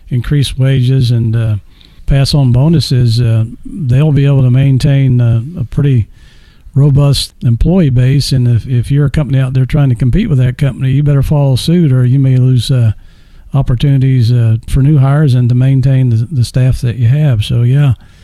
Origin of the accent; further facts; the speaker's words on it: Orlando, Florida, United States; I grew up in Orlando.